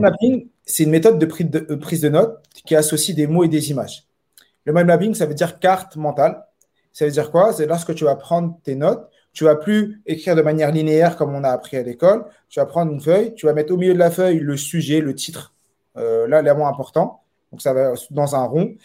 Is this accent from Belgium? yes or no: no; Saint-Ouen, Île-de-France, France; moved away as an adult; now in Montpellier, France; je suis de Saint-Ouen. Et euh, toujours vécu à Saint-Ouen. Je suis né à Saint-Ouen